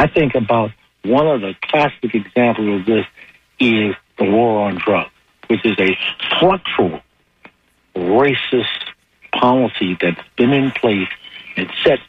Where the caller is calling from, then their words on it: Tampa, Florida, United States; I'm calling from the Tampa.